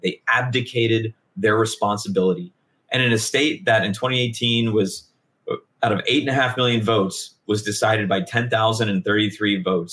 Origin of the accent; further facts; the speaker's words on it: Hillsborough, Florida, United States; I'm from Hillsboro